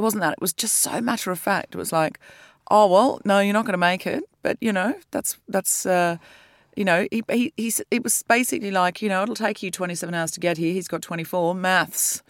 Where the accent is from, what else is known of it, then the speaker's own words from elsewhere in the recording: Australia; moved away; I'm from Australia